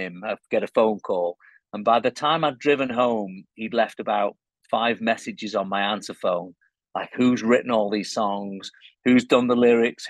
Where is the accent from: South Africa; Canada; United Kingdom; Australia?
United Kingdom; Cheshire, North West England; And I was born in Cheshire, which is between Liverpool and Manchester.